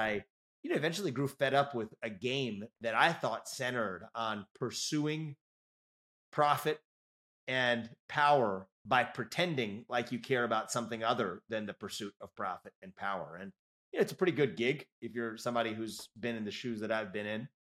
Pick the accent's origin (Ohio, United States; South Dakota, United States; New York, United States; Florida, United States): Ohio, United States; Cincinnati; now in Columbus, United States; I was born and raised in Cincinnati, Ohio, and I don't live too far from there today in, in Columbus